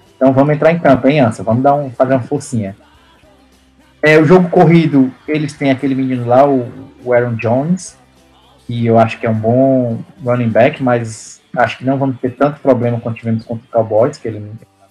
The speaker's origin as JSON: {"language": "Portuguese", "country": "Brazil", "moved": "yes", "lives_now": "Canada", "said": "eu sou do Brasil"}